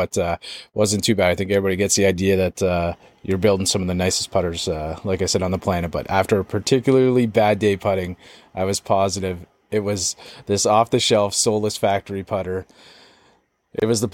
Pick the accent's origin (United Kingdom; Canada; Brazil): Canada; accent: Canadian; It's like very Canadian when I say about or a boot